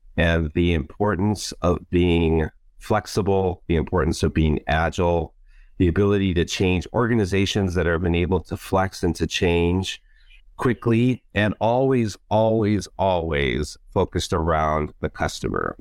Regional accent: Hawaii, United States; moved away; also born or lived in Warsaw, Poland; my family's been here for many generations, and of course, I'm part Hawaiian, so this is, I would say, this is where my heart is, and this is home, home

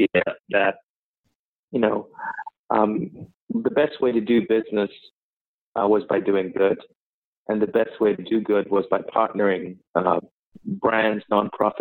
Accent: Sri Lanka; moved away as an adult; also born or lived in London, United Kingdom; now in New York, United States; I was born in Sri Lanka, and I left when I was about 19

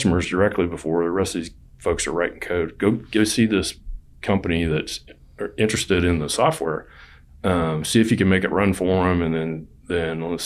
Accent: Texas, United States; I'm from Texas

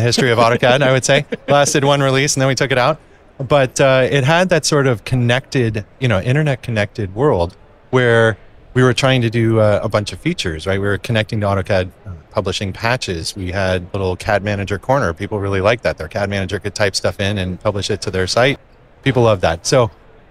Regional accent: Mill Valley, California, United States; my hometown of Mill Valley, California.

